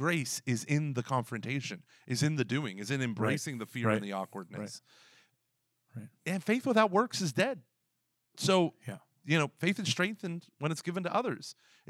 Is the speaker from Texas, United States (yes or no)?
yes; Texas, United States; Of course I'm from a Christian. I'm from Texas.